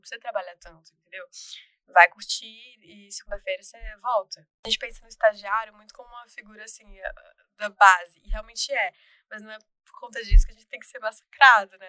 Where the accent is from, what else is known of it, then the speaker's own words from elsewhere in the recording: Salvador, Bahia, Brazil; moved away as an adult; now in São Paulo, Brazil; eu me mudei para São Paulo, porque eu não sou daqui, eu sou de Salvador.